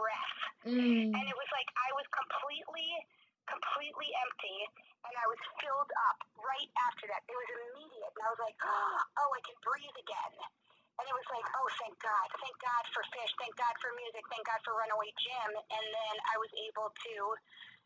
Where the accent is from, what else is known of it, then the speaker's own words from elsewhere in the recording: New York City, New York, United States; now in Boulder, United States; growing up in New York City